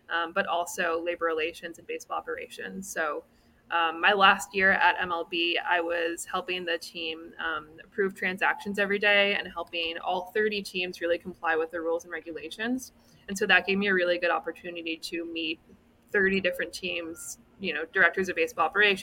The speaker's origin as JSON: {"language": "English", "country": "Canada", "moved": "yes", "said": "I'm from Canada originally"}